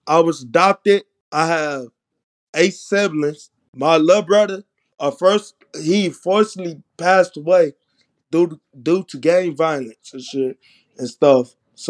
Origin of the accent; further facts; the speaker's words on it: United States; I grew up in Uptown. Uptown is like not like a regular place, but it's like the hood, you feel me?